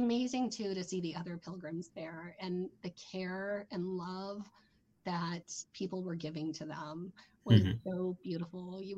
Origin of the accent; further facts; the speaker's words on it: United States; As an American